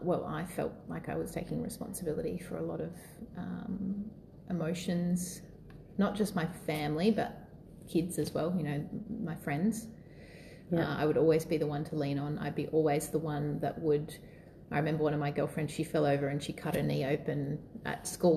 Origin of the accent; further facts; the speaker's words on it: Wollongong, New South Wales, Australia; born there; So I was born in Wollongong in New South Wales, and I have an older brother and mum and dad still together.